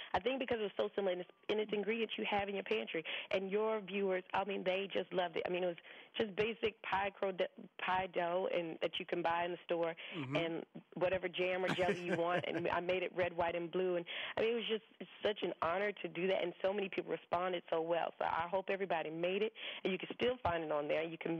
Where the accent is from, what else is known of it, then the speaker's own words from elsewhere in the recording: the South, United States; But, I mean, growing up in the South, I mean, we barbecue year-round.